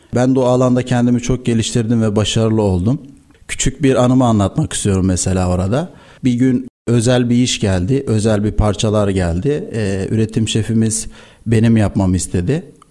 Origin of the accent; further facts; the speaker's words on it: Istanbul, Turkey; 1990 İstanbul doğumluyum. İlk öğrenim, orta ve lise öğrenimi İstanbul'da tamamladım.